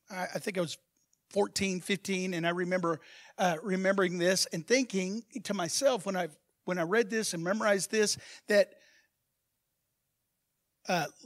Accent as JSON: {"language": "English", "country": "Brazil", "lives_now": "Texas, United States", "said": "Even people that moved to Texas, like me, I'm, I'm a Texan said the man from Brazil."}